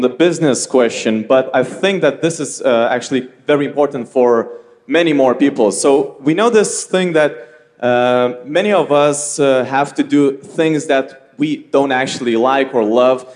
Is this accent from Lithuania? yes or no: yes; Lithuania; I came from Lithuania.